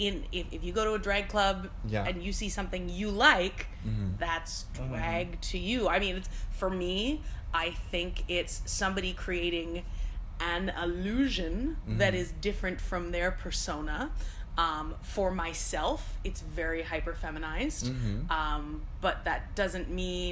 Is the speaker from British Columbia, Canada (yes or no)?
no; Buckhorn, Ontario, Canada; moved away; I'm actually from Buckhorn, Ontario